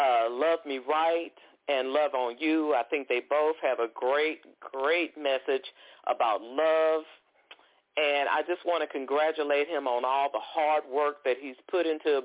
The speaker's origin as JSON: {"language": "English", "town": "Shreveport", "region": "Louisiana", "country": "United States", "said": "I'm from Shreveport."}